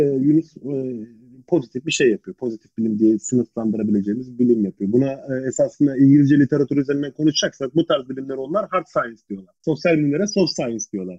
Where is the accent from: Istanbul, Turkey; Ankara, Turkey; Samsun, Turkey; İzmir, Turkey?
Ankara, Turkey; ben Ankaralıyım